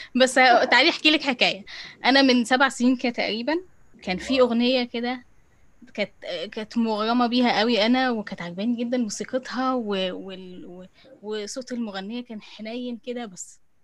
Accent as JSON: {"language": "Arabic", "country": "Egypt", "said": "احنا مصريين بنستسهل القاف"}